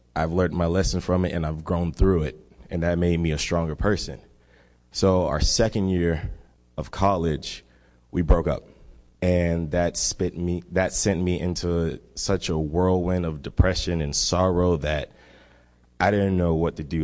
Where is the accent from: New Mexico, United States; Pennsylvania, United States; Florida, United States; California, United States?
Florida, United States; Miami; I am from Miami, Florida. And Miami, one thing about Miami, it is w, one, less than one percent Christian. And I grew up in that kind of environment